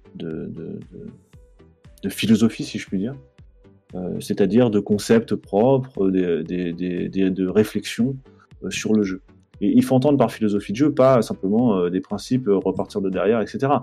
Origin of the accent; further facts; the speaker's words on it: Strasbourg, Grand Est, France; je suis né à Strasbourg